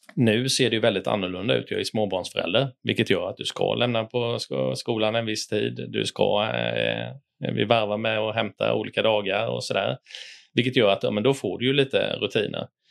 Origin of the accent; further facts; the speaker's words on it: Tenhult, Jönköping County, Sweden; also born or lived in Lekeryd; Jag kommer från en eh, liten by utanför Jönköping som heter eh, Tenhult. Eh, jag växte upp eh, bredvid Kabefabriken